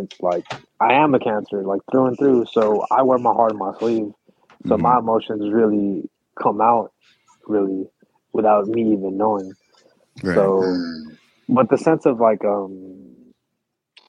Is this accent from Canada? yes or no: no; Philippines; now in United States; I was born in the Philippines